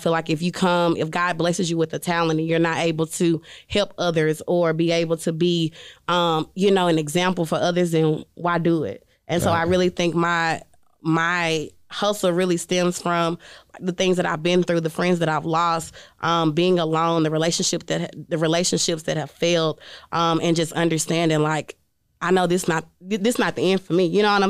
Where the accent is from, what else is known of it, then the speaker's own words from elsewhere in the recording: Jackson, Mississippi, United States; going back to where I'm from Jackson, Mississippi, and telling young girls, like, you two can do this.